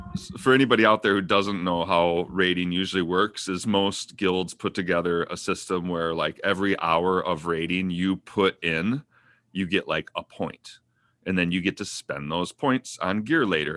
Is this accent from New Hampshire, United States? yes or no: no; Minnesota, United States; I'm from Minnesota.